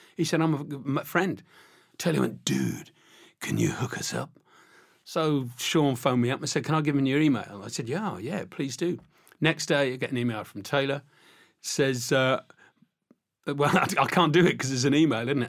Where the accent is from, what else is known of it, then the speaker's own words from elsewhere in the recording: Isle of Wight, South East England, United Kingdom; I'm from the Isle of Wight.